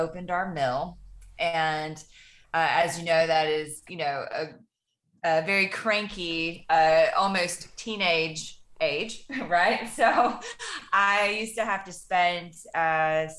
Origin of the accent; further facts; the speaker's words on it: Fort Payne, Alabama, United States; Fort Payne, Alabama is a very small town in the northeast corner of the state. And it was a really, I really enjoyed my childhood